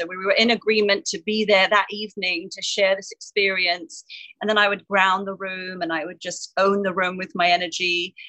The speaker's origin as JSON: {"language": "English", "region": "England", "country": "United Kingdom", "tie": "born or raised there", "said": "I had a lot of insecurities growing up in England"}